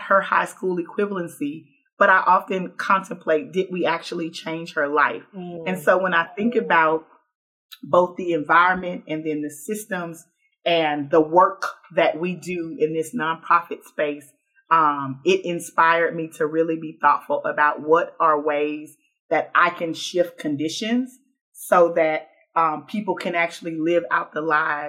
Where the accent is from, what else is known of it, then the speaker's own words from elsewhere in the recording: Houston, Texas, United States; now in Baton Rouge, United States; I grew up in the oldest Black neighborhood in Houston, Texas